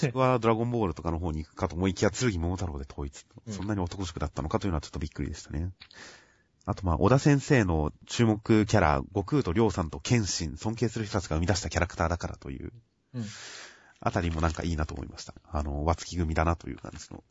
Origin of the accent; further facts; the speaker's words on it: Kanagawa, Japan; 僕は地元の神奈川